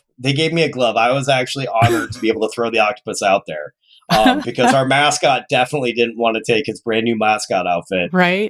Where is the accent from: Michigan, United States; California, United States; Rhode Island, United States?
Michigan, United States; Detroit; born there; So I was born in Detroit.